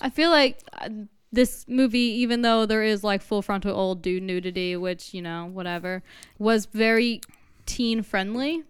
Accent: New Jersey, United States; we're from New Jersey

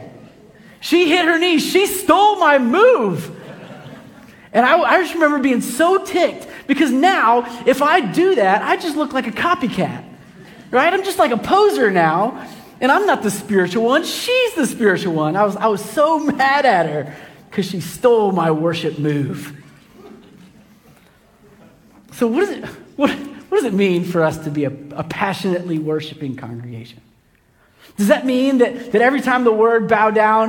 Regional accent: Kansas City, United States; I grew up in Kansas City, and in my church in Kansas City, when I was a little kid

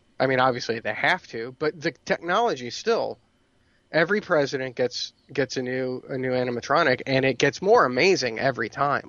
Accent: Ireland; you know, I'm Irish. I use my hands, Mel.

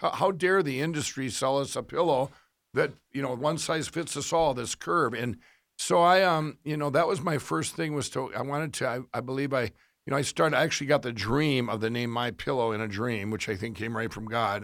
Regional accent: Minnesota, United States; I did this kiosk in Minnesota, uh, in our, one of our, it was about twenty miles, uh, fif, ten miles from my hometown

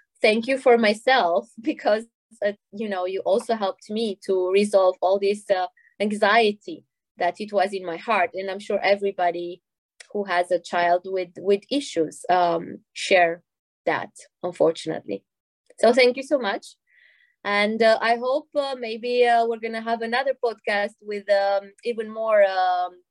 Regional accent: Romania; now in Belgium; my home country, Romania.

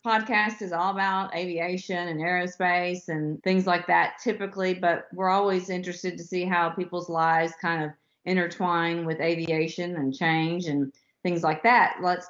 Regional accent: the South, United States; Well, you know, I'm a Southerner.

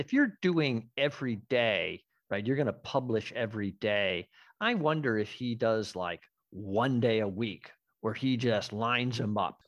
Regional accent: Western Massachusetts, United States; I'm from Western Mass.

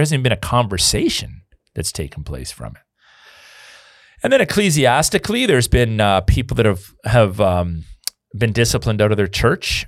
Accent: Canada; I'm a historical Canadian. You know, my family's been here on, through one of Alliance for almost four hundred years.

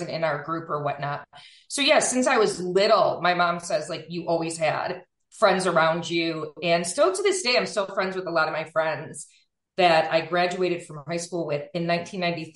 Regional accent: Buffalo, New York, United States; moved away; I am originally from Buffalo, New York, Western New York, and I'm always will be

